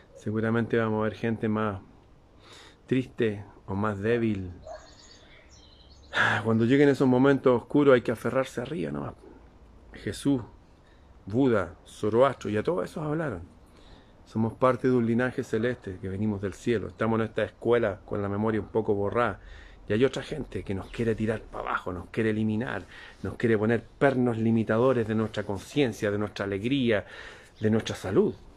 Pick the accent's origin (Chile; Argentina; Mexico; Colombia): Chile; En mi país